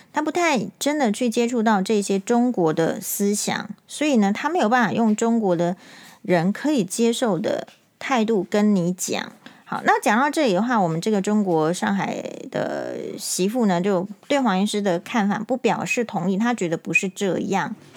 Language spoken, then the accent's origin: Chinese; Taiwan; 身为台湾人